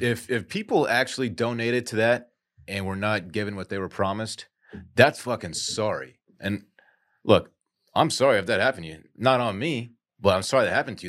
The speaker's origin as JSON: {"language": "English", "country": "United States", "said": "I'm American"}